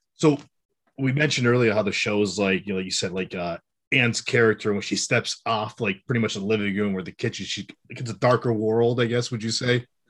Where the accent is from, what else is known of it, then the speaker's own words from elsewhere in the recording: Western Massachusetts, United States; I'm from Massachusetts also, but I'm, I'm, like, from Western Mass.